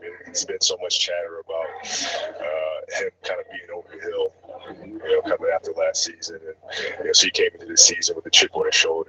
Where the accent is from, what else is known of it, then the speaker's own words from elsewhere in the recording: Italy; moved away; growing up in Italy